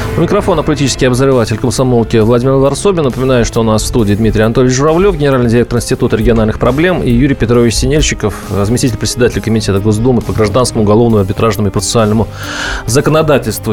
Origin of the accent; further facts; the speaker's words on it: Mordovia, Russia; Я вот сам из Мордовии